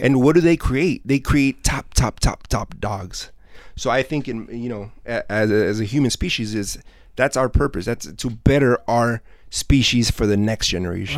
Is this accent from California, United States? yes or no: yes; South Gate, California, United States; I grew up I grew up here in Southgate, so I was mm-hmm. born and raised here.